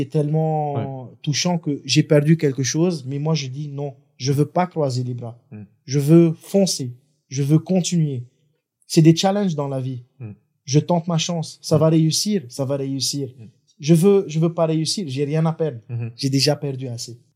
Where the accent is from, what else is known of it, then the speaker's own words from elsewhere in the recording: Lebanon; moved away as an adult; now in Madagascar; j'ai grandi au Liban, j'ai fait mes études au Liban.